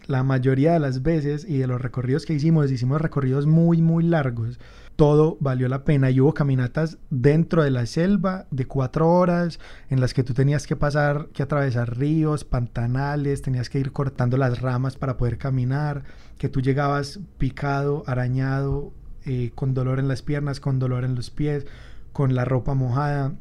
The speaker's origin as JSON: {"language": "Spanish", "town": "Medellín", "region": "Antioquia", "country": "Colombia", "said": "soy un fotógrafo de Medellín"}